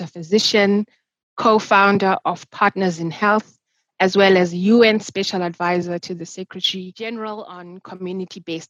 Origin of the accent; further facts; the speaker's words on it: Zimbabwe; I'm from Zimbabwe, so I'm representing Africa